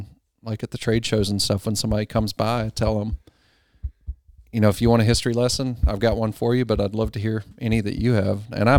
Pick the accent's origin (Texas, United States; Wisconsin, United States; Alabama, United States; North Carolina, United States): Texas, United States; Texarkana; Texas is a whole different country. Yeah. I was born in Texas.